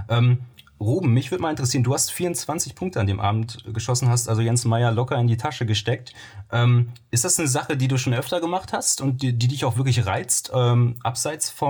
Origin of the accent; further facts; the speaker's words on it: Soest, North Rhine-Westphalia, Germany; also ich bin im, in Soos groß geworden und hatte dann den Freundeskreis dementsprechend im Westen des Kreises so eher angesiedelt